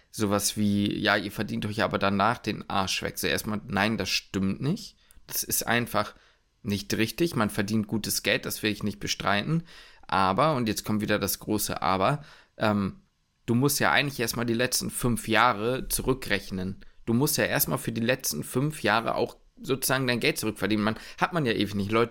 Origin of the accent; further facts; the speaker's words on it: Hamburg, Germany; nicht in Hamburg in, beim, bei mir zu Hause wohnen könnte dann hätte ich mir das PJ in meiner Heimatstadt wahrscheinlich nicht leisten können.